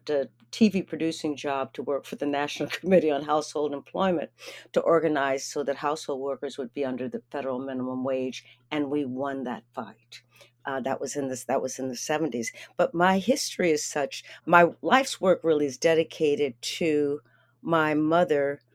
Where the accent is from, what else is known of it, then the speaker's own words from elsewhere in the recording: Erie, Pennsylvania, United States; I grew up in Erie, Pennsylvania